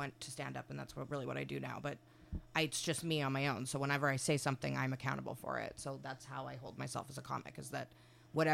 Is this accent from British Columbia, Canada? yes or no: no; Winnipeg, Manitoba, Canada; moved away as an adult; now in Toronto, Canada; I'm from Winnipeg originally